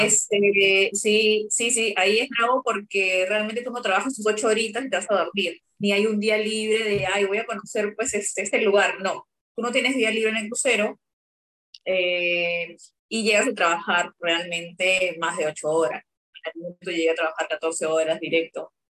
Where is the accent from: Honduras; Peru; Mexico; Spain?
Peru; moved away as an adult; also born or lived in Brazil